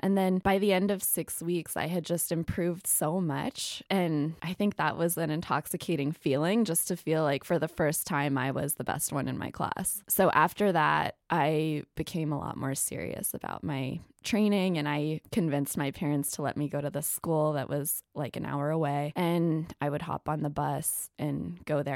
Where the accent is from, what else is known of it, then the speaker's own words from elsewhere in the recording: Ketchum, Idaho, United States; I am from Ketchum, Idaho. It's where the Sun Valley Ski Resort is. Really small town